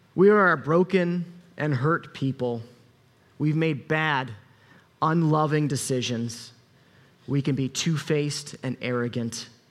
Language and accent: English; United States; I'm American